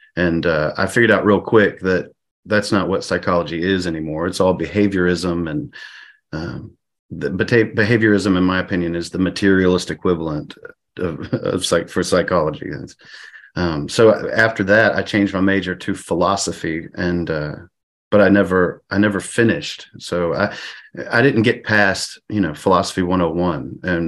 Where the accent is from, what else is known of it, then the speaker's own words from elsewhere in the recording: Pennsylvania, United States; I grew up in Pennsylvania, so I'm okay.